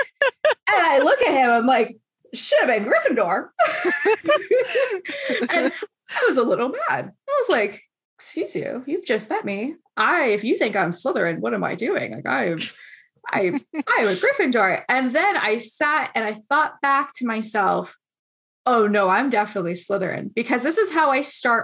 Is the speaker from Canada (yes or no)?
yes; Canada